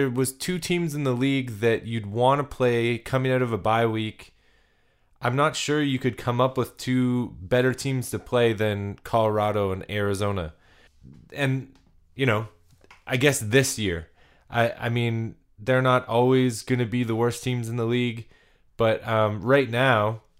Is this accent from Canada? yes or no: yes; Canada; I'm a Canadian boy that, you know, I've ventured into the States, but I haven't made it to the Mile High City